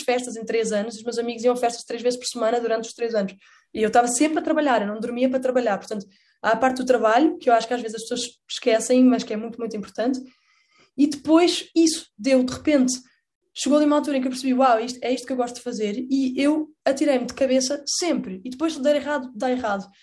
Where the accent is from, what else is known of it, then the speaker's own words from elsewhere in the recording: Portugal; eu cresci a ver Doraemon, que era em castelhano por alguma razão em Portugal